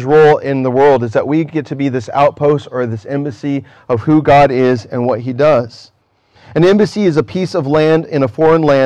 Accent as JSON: {"language": "English", "country": "United States", "said": "where I'm from as an American"}